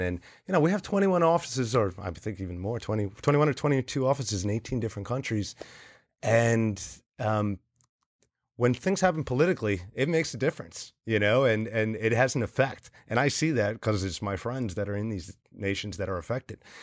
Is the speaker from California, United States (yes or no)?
no; New Jersey, United States; I'm from New Jersey.